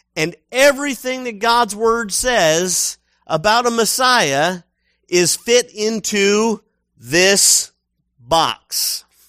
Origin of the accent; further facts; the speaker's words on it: United States; I'm American